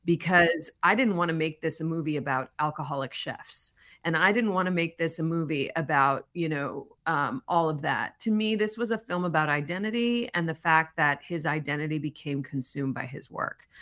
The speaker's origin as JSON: {"language": "English", "town": "Chicago", "region": "Illinois", "country": "United States", "tie": "born or raised there", "said": "I grew up in Charlie's hometown. We went to the same high school"}